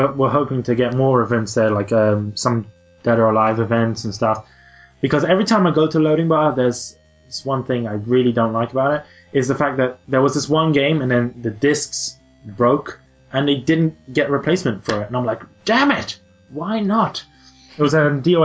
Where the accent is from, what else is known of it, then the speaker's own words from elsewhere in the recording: London, United Kingdom; I am from London